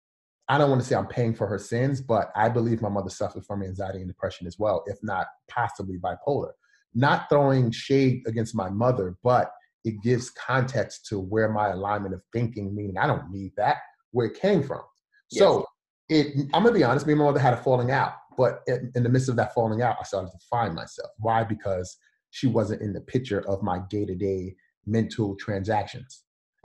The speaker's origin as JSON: {"language": "English", "town": "New York City", "region": "New York", "country": "United States", "said": "I'm from Brooklyn"}